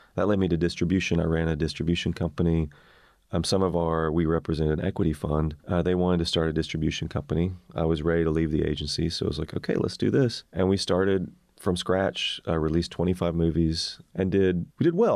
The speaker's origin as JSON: {"language": "English", "town": "Maryville", "region": "Tennessee", "country": "United States", "tie": "born or raised there", "also_born_or_lived": "Memphis, Tennessee", "moved": "as an adult", "said": "growing up in East Tennessee"}